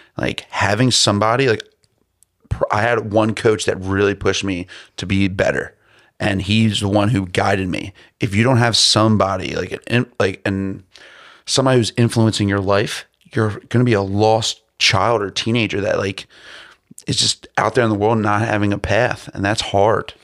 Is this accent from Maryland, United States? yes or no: yes; Baltimore, Maryland, United States; I'm from, I'm coming from Baltimore City.